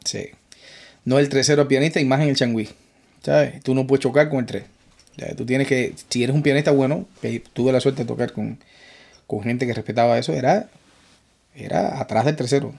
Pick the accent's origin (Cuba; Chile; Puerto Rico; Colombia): Cuba; moved away as an adult; also born or lived in Spain; now in New York, United States; Yo salí de Cuba en 2004